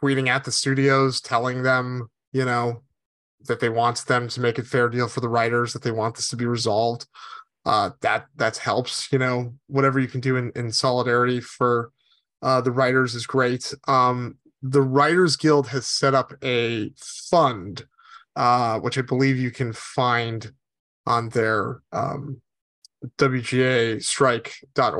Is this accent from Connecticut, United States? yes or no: yes; Connecticut, United States; moved away; I grew up in Connecticut, which is almost as far away from Los Angeles as you can get.